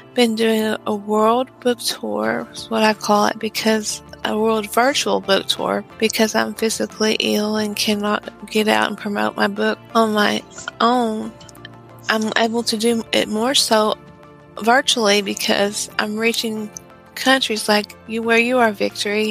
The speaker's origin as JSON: {"language": "English", "region": "Texas", "country": "United States", "said": "I'm from Texas in the United States"}